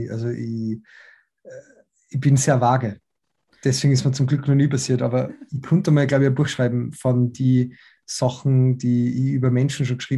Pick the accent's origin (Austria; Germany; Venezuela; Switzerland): Austria; Salzburg; dann Bootcampen in Salzburg und ich sehe meine Familie und so, bin ja aus Salzburg.